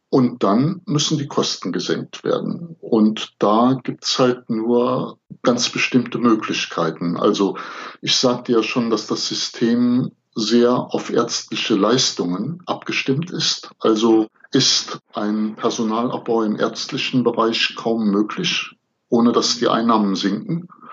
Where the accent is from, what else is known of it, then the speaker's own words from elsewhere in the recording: the area around Cologne, North Rhine-Westphalia, Germany; Ich komme ja aus der Gegend um Köln